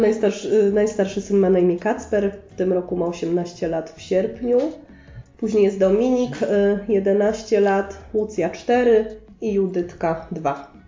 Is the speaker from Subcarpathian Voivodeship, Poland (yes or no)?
no; Sosnowiec, Silesian Voivodeship, Poland; Ja jestem tu z Sosnowca i tu się urodziłam i tu się wychowałam